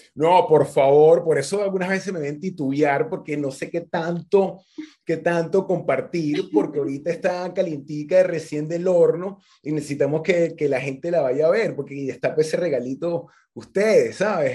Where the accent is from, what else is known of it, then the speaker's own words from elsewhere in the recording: Venezuela; yo venezolano, mi, mi, mamá venezolana, mi papá venezolano